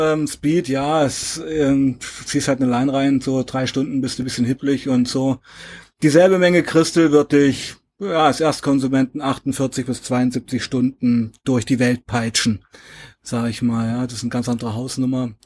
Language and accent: German; Weißenfels, Saxony-Anhalt, Germany; 1977 in Weißenfels geboren, in Sachsen-Anhalt